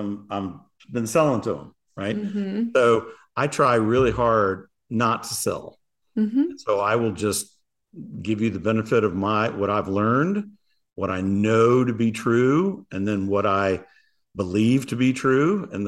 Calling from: Paradise Valley, Arizona, United States; Paradise Valley, Arizona. It is hot.

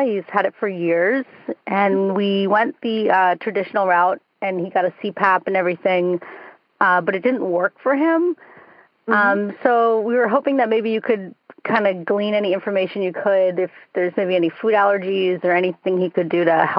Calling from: San Francisco, California, United States; San Francisco.

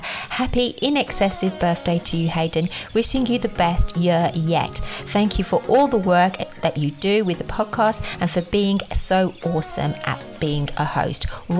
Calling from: United Kingdom; in the UK.

